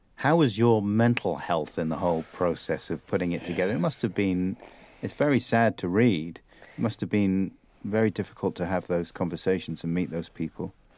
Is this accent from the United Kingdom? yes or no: yes; United Kingdom; also born or lived in London / South Wales; I grew up in London and South Wales